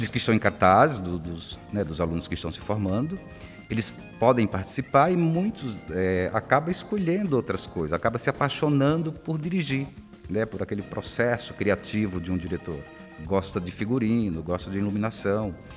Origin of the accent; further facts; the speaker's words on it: interior of the Northeast, Northeast Region, Brazil; now in São Paulo, Brazil; eu venho lá do interior do Nordeste, era difícil